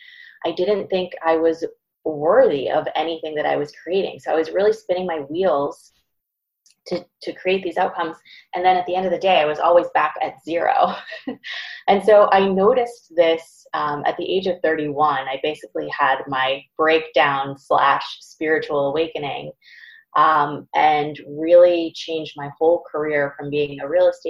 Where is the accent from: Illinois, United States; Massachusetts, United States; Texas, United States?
Massachusetts, United States; Boston; I'm from Boston